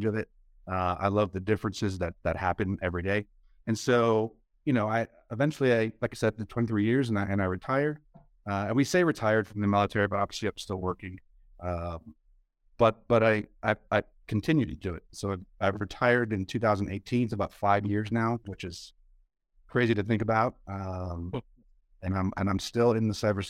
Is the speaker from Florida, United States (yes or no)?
no; New York, United States; moved away as an adult; I grew up in New York, born and raised in New York. Lived there until I joined the Air Force when I was 21